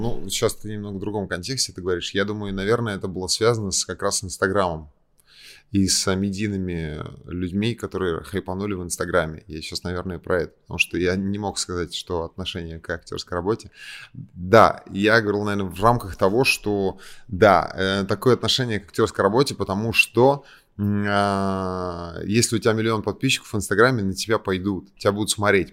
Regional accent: Kazan, Tatarstan, Russia; moved away as an adult; now in Moscow, Russia; я из Казани, но я живу в Москве

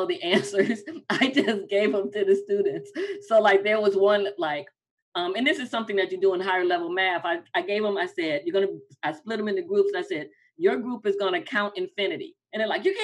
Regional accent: Midwest, United States; moved away; also born or lived in Atlanta; I'm from the Midwest.

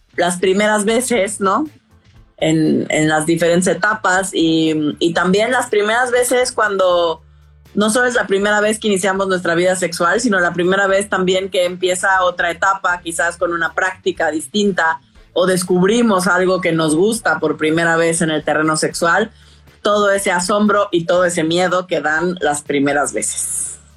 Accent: Tabasco, Mexico; moved away as an adult; also born or lived in Mexico City; yo crecí en Tabasco, en el sureste de, México

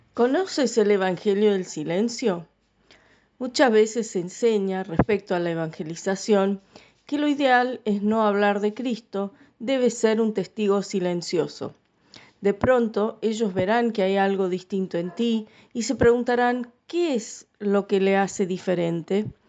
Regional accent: Scotland, United Kingdom; now in Paraná, Argentina; yo nací en Escocia.

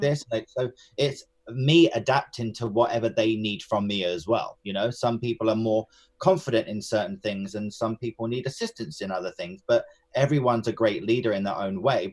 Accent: Enfield, London, United Kingdom; I was born and raised in Enfield, which is in North London.

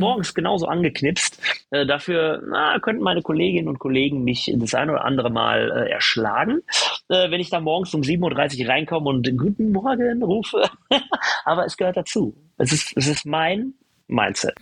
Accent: Germany; Wir sind in Deutschland geboren, in Europa

